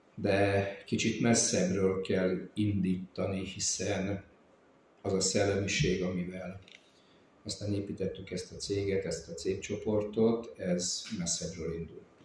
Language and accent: Hungarian; Dombóvár, Tolna, Hungary; hiszen Mászlapusztán születtem. Itt Dombovár mellett egy nagyon-nagyon kis településem, ott nőttem fel